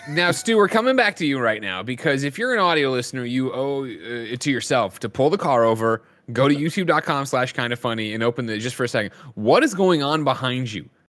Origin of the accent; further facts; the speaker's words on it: Glen Ellyn, Illinois, United States; moved away as an adult; also born or lived in Chicago; now in San Francisco, United States; I was originally born in Chicago.